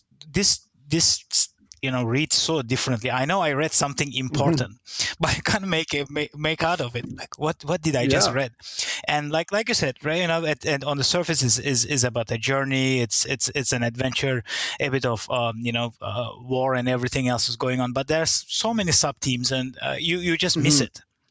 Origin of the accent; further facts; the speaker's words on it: Turkey; now in Singapore; I'm originally from Turkey, and I moved to Singapore about 20 years ago, 21 now.